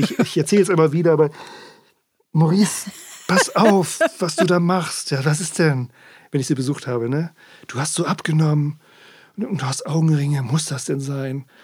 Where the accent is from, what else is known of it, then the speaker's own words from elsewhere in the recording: Worpswede, Lower Saxony, Germany; now in Sylt, Germany; in meiner Heimat